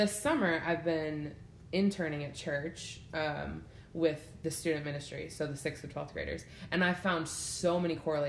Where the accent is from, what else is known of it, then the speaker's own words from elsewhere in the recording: Syracuse, New York, United States; moved away as an adult; now in Arkansas, United States; No, I'm from Syracuse, which is upstate.